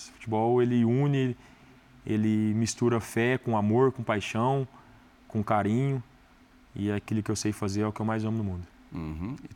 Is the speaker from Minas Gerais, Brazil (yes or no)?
yes; Planura, Minas Gerais, Brazil; also born or lived in Barretos; Não, eu morei, em, eu sou de Planura, ah. só que eu nasci em Barretos, mas eu sou de origem, sou de Planura.